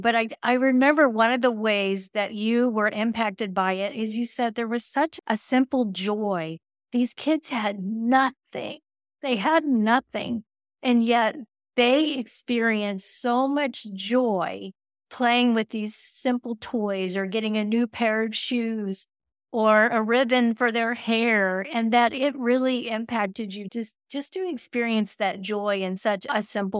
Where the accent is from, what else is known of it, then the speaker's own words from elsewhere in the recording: Texas, United States; I'm from Texas, okay? And we don't do snow, and I do not like the cold at all.